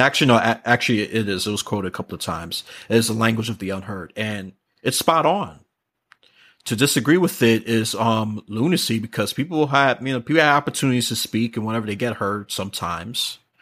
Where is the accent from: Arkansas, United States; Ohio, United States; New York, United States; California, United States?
New York, United States; New York City; moved away; that city, which I'm born and from